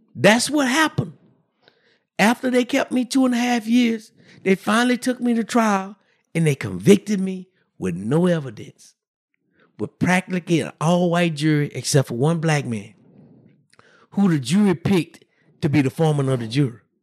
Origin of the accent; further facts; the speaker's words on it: Brenham, Texas, United States; I grew up in, uh, in a small town, Brenham, Texas